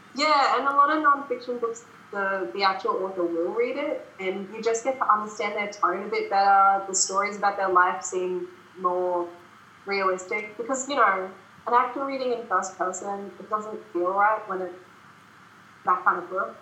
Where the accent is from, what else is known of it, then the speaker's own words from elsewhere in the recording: Brisbane, Queensland, Australia; Brisbane is my hometown